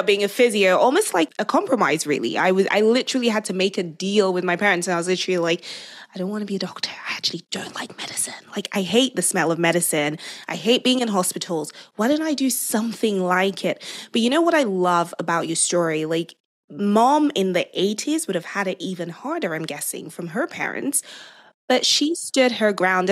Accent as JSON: {"language": "English", "country": "Nigeria", "tie": "born or raised there", "moved": "yes", "said": "I grew up in Nigeria. I'm fully Nigerian."}